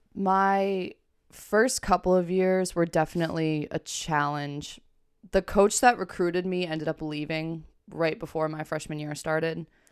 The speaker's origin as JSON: {"language": "English", "town": "Granby", "country": "United States", "tie": "born or raised there", "said": "I grew up in Granby"}